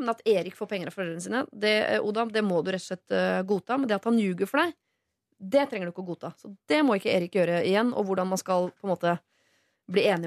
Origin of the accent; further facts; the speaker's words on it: Stokke, Vestfold, Norway; Jeg er fra Stokke.